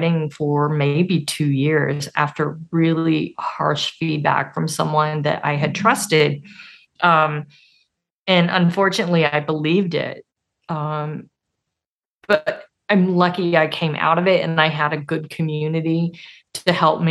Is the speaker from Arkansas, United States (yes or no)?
yes; Arkansas, United States; I'm from Arkansas.